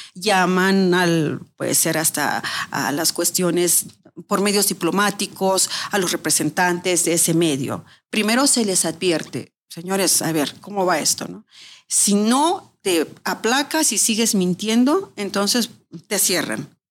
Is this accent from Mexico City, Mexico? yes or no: yes; Mexico City, Mexico; moved away as an adult; also born or lived in Moscow, Russia; now in Russia; Soy de la Ciudad de México.